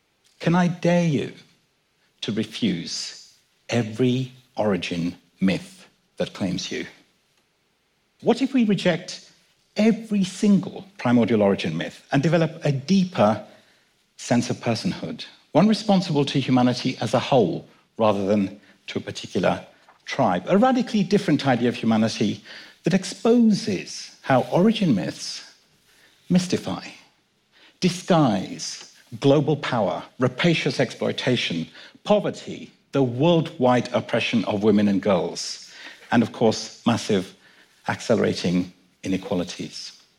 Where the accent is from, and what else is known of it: London, United Kingdom; born or raised there; also born or lived in Kenya